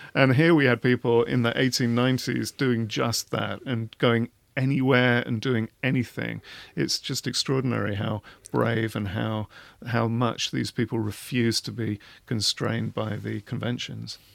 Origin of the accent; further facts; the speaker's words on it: England, United Kingdom; I'm English